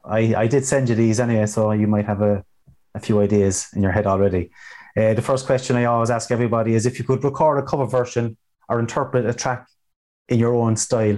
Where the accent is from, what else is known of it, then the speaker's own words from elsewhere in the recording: Ireland; being Irish, folk music has a big part in our lives as well.